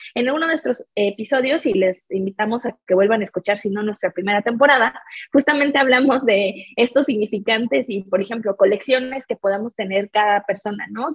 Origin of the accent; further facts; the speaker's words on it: Mexico City, Mexico; yo soy mexicana, crecí en la cuenca de la Ciudad de México